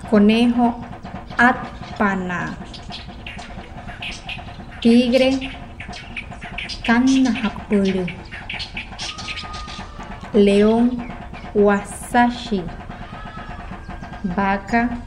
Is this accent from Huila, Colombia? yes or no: no; Wayuu, La Guajira, Colombia; first language Wayuunaiki; Spanish is a second language; Nosotros los guayú somos reconocidos por la hospitalidad que brindamos a nuestros visitantes.